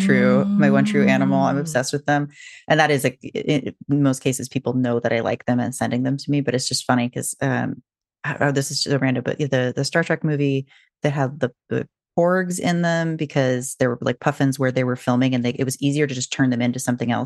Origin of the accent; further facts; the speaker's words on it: Washington, United States; I grew up near the Puget Sound. So even mm-hmm. though I didn't really see whales, they were like, you know, farther north and not really like in Seattle.